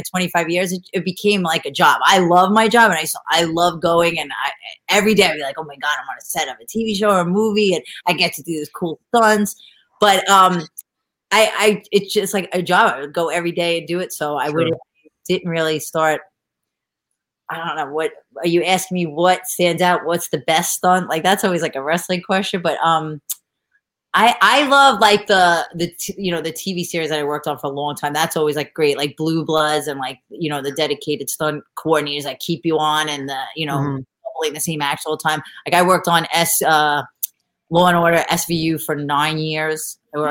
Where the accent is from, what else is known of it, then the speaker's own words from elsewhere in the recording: New York, United States; moved away; I'm from New York